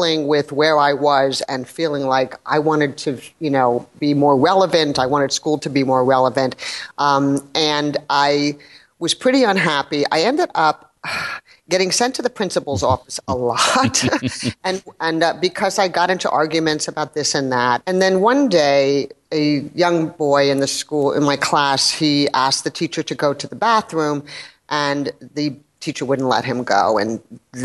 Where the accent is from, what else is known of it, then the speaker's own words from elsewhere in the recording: New York City, New York, United States; I grew up in New York City